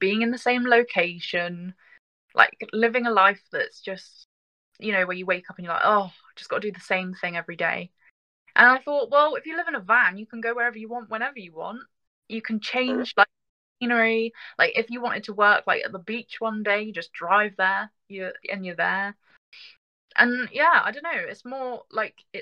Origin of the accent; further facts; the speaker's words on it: Glastonbury, South West England, United Kingdom; I grew up in Glastonbury.